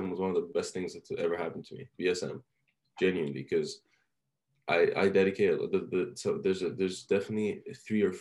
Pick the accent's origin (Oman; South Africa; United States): Oman; English is a second language; also born or lived in Iran; I was like this little, you know, Iranian kid just moved to Oman. Like I was fresh off the boat, moved to Oman